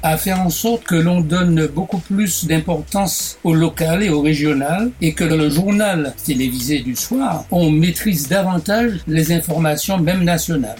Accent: Martinique; moved away as an adult; also born or lived in Bordeaux; Quand j'ai quitté la Martinique en octobre 59 pour aller à mes études de médecine

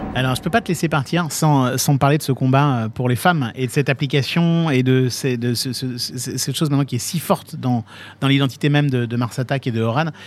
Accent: Nancy, Grand Est, France; je suis de Nancy

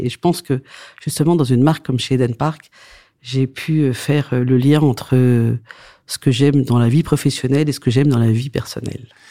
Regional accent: Saint-Émilion, Nouvelle-Aquitaine, France; also born or lived in Antananarivo, Madagascar; Saint-Émilion, parce que c'est là d'où je viens

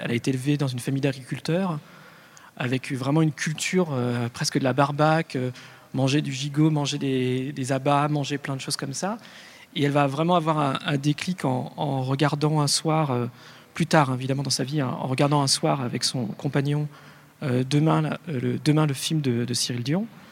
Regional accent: Lyon, Auvergne-Rhône-Alpes, France; je suis né à Lyon, c'est quand même la ville de la, bouffe

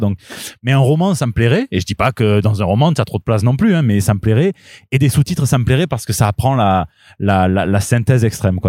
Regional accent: Marseille, Provence-Alpes-Côte d'Azur, France; je suis Marseillais, pas Marseillaise

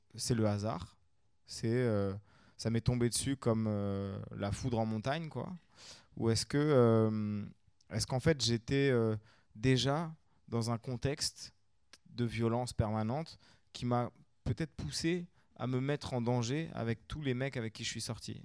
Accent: France; chez nous en France

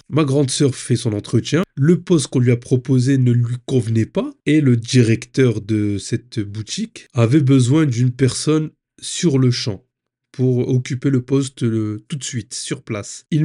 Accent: Hauts-de-France, France; now in Île-de-France, France; Je suis originaire du Nord-Pas-de-Calais j'ai quitté la région pour la région parisienne.

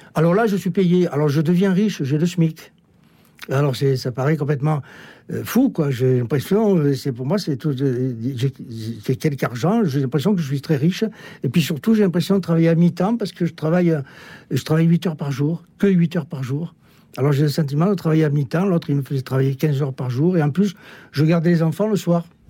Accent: Marseille, Provence-Alpes-Côte d'Azur, France; je suis né à Marseille, ça s'entend un peu peut-être

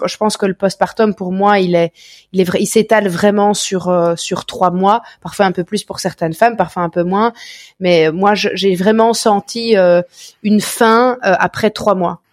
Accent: Belgium; accent: Belgian; chez nous en Belgique

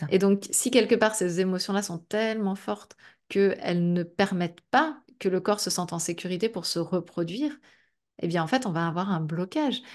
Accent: Brittany, France; je suis bretonne aussi, donc euh, pas très loin de la mer

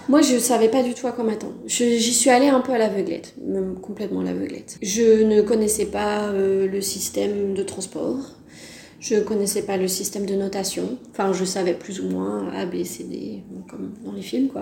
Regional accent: Brittany, France; also born or lived in Decorah, Iowa, United States; je suis française, je viens de Bretagne plus précisément

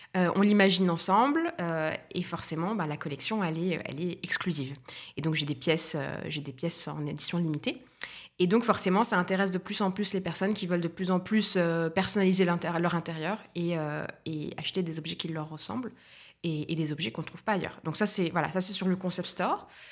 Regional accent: Tunisia; moved away as an adult; also born or lived in Paris, France; now in Nice, France; je suis tunisienne, franco-tunisienne, je suis née en Tunisie, j'y ai passé 18 ans de ma vie, mes 18 premières années

